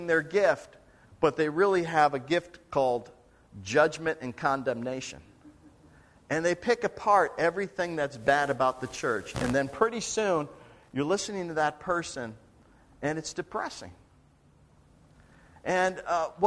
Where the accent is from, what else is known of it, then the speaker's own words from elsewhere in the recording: Buffalo, New York, United States; moved away; I grew up in Buffalo, so I'm a big Buffalo Bills fan